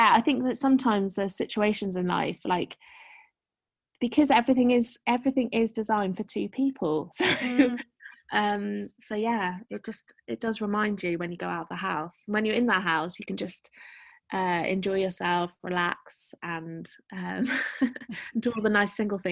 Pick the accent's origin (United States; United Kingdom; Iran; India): United Kingdom; Shropshire, West Midlands; born or raised there; moved away as an adult; also born or lived in London / Berlin